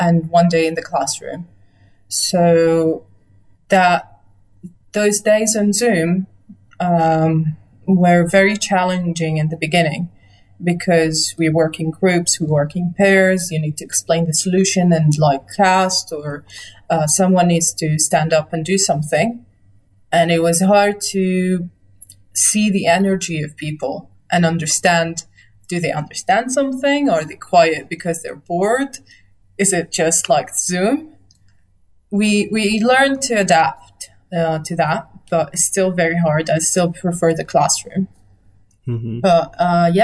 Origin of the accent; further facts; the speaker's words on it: Nazareth, Northern District, Israel; also born or lived in Haifa / London; Home was Nazareth then. I was born in Nazareth, I moved to Haifa, and then I came back